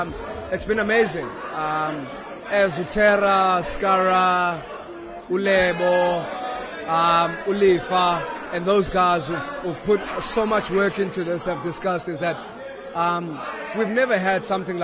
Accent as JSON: {"language": "English", "town": "Cape Town", "region": "Western Cape", "country": "South Africa", "tie": "born or raised there", "said": "No, like, obviously, I grew up in Cape Town, so people get mixed up. You know, I created my brand in Cape Town, so people get it mixed up."}